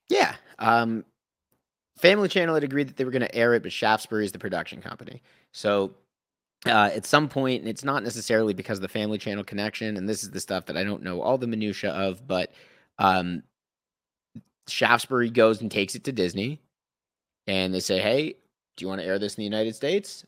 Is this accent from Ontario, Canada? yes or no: yes; Thornhill, Ontario, Canada; also born or lived in Toronto; now in British Columbia, Canada; I grew up in the suburbs, right? I'm from Thornhill